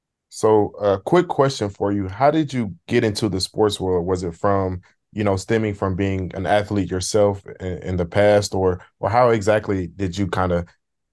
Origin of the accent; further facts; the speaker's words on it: Atlanta, Georgia, United States; I am a senior broadcast journalism student at The Florida A&M University, and I'm from Atlanta, Georgia.